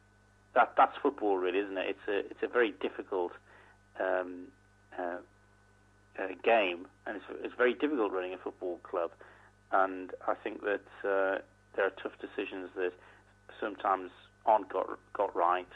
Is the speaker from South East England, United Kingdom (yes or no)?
no; Wrexham, Wales, United Kingdom; I'm from Wrexham